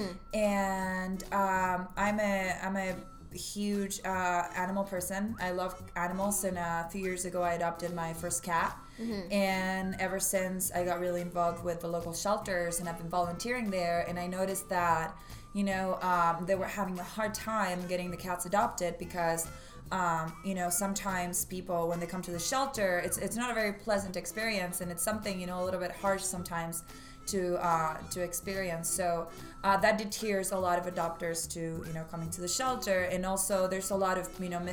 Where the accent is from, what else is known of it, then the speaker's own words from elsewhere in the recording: Buenos Aires, Argentina; moved away as an adult; now in Santa Barbara, United States; I am from Argentina, mm-hmm. Buenos Aires specifically, and I was raised there until I was 21